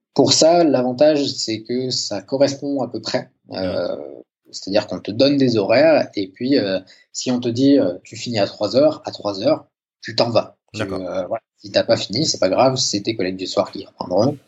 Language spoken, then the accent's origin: French; France; moved away as an adult; now in Sweden; je suis infirmier, je viens de France